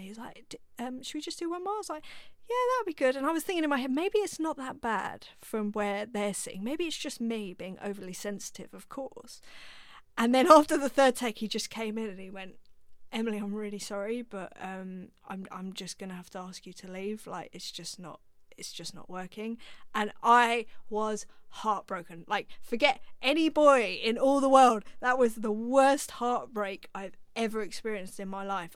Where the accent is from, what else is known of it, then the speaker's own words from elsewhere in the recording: London, United Kingdom; I grew up in North London, so I was around musicians